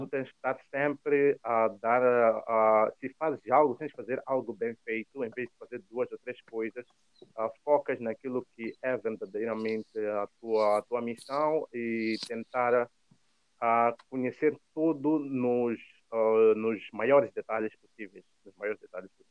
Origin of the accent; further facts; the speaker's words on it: Mozambique; moved away as an adult; now in Rome, Italy; quando nós estamos a vir eh, da África